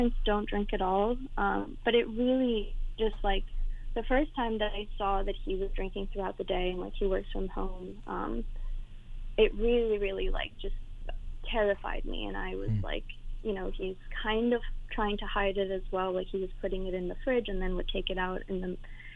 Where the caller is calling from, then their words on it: East Coast, United States; also born or lived in New York City; I'm calling from the East Coast